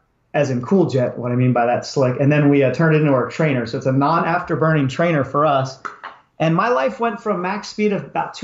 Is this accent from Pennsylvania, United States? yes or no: yes; Pennsylvania, United States; moved away as an adult; also born or lived in Maryland / Texas / California; I grew up in Pennsylvania